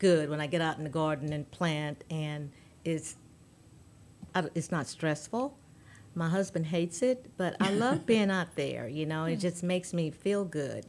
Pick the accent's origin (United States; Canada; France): United States; Louisiana; now in Texas, United States; I grew up in Louisiana